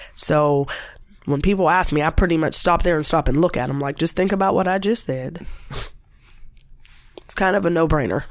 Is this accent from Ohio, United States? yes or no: yes; Warren, Ohio, United States; I happened being in Warren and growing up in Warren